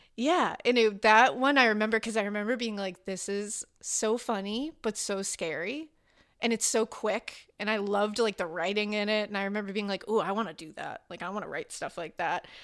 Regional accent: Boston, Massachusetts, United States; I was born in Boston, Massachusetts

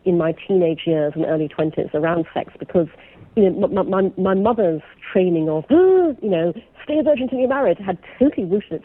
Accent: Brunei; I was brought up in Brunei, in Borneo.

